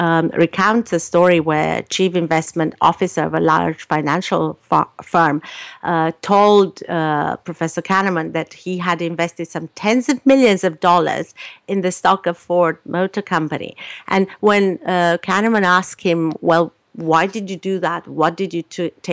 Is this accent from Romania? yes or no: yes; Romania; moved away as an adult; now in Canada; I was born in Romania, so I lived in a communist country.